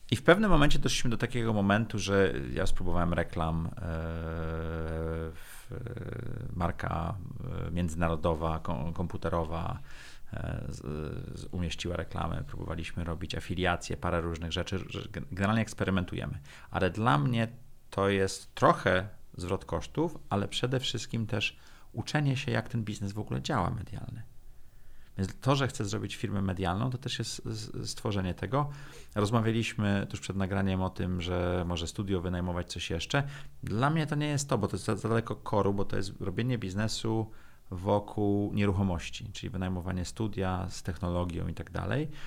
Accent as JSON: {"language": "Polish", "town": "Sopot", "region": "Pomeranian Voivodeship", "country": "Poland", "moved": "yes", "lives_now": "Warsaw, Poland", "said": "Wolałbym być w Sopocie, jestem z Sopotu."}